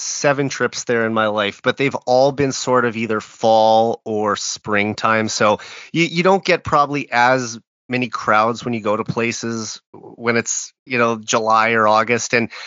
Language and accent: English; Saskatoon, Saskatchewan, Canada; someone who spent a bit of time in my hometown as well.